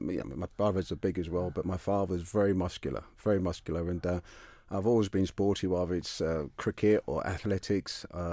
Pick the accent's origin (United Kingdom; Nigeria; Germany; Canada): United Kingdom; I've forgotten it all. I'm British.